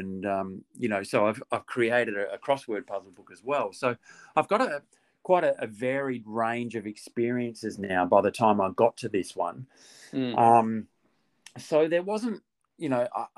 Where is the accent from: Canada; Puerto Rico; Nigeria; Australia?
Australia; also born or lived in Perth; now in Melbourne, Australia; me being an Aussie